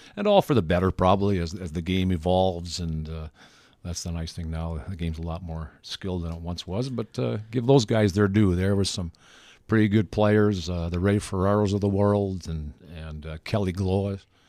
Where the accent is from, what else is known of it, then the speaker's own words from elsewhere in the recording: Melita, Manitoba, Canada; I grew up in Linda, Manitoba, in the Southwest, basically twenty miles from the U S border, twenty miles from the Saskatchewan border